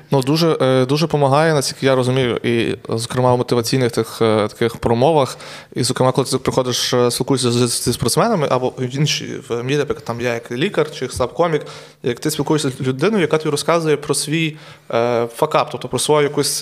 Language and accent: Ukrainian; Truskavets, Lviv Oblast, Ukraine; я сам з Трускавця